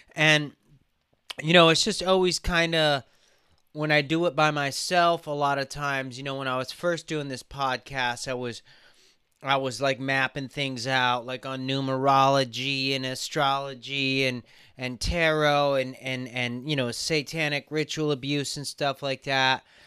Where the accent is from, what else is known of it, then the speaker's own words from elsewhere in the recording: Burbank, California, United States; we grew up in Burbank